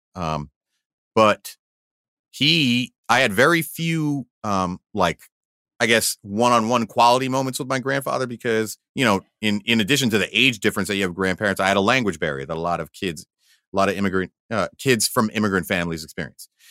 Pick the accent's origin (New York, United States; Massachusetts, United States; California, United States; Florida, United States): New York, United States; Valley Stream; I grew up in Valley Stream, Long Island